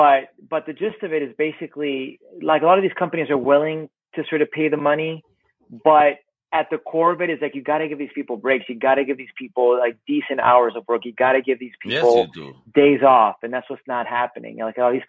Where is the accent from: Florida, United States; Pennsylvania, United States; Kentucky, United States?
Florida, United States; Miami; I grew up in Miami myself